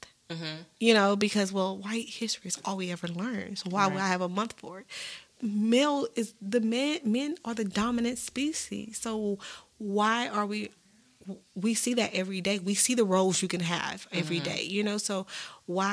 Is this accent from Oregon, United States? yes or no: no; Texas, United States; we're from Texas